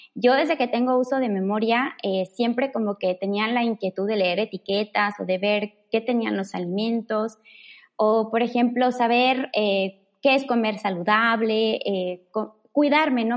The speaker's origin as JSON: {"language": "Spanish", "town": "Mérida", "region": "Yucatán", "country": "Mexico", "tie": "born or raised there", "said": "soy orgullosamente yucateca, originaria de Mérida"}